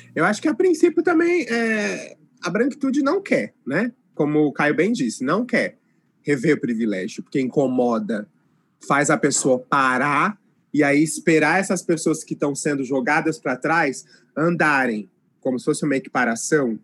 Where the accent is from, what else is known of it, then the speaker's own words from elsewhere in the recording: interior of São Paulo, Brazil; moved away as an adult; now in Londrina, Brazil; Ah, sou do interior de São Paulo, mas moro em Londrina faz uns oito anos.